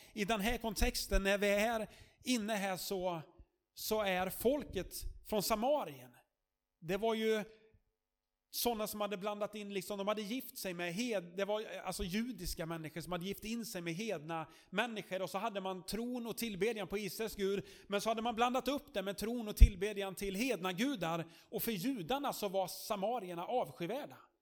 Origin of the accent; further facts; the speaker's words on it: Sweden; som svensk